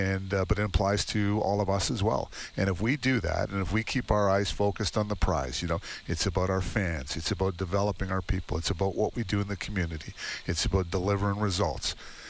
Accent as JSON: {"language": "English", "town": "Toronto", "region": "Ontario", "country": "Canada", "tie": "born or raised there", "also_born_or_lived": "Saskatchewan / Hinton, Alberta", "moved": "as an adult", "said": "I'm actually originally born and raised in Toronto, but I went to school in Saskatchewan."}